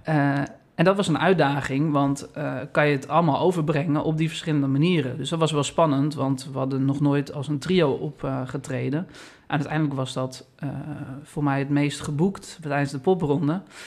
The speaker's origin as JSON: {"language": "Dutch", "town": "Amstelveen", "region": "North Holland", "country": "Netherlands", "tie": "born or raised there", "said": "Eigenlijk mijn hometown eh, waar ik ben opgegroeid, mijn school heb gehad is Amstelveen"}